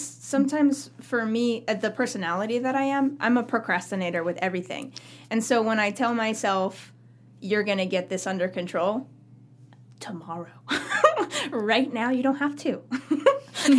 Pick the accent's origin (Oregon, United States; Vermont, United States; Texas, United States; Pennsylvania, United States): Oregon, United States; Camas Valley; also born or lived in Myrtle Creek, Oregon; grew up country hit girl out in Camas Valley